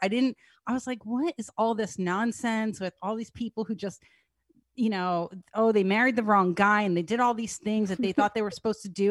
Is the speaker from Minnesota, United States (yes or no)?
no; New Jersey, United States; I'm from New Jersey